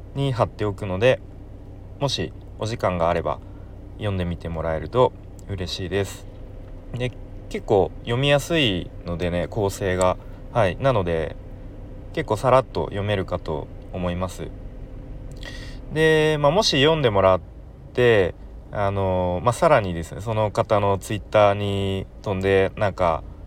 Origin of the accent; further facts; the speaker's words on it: Kanto, Japan; 関東出身の僕